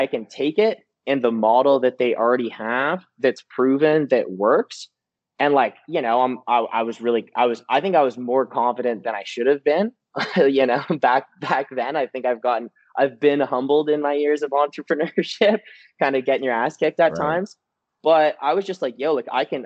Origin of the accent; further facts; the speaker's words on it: Peterborough, Ontario, Canada; now in London, Canada; I'm from Peterborough, and basically grew up there my whole entire life.